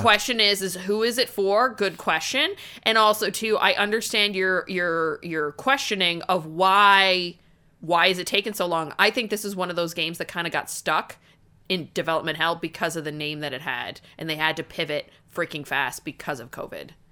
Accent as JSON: {"language": "English", "country": "Canada", "said": "I'm Canadian"}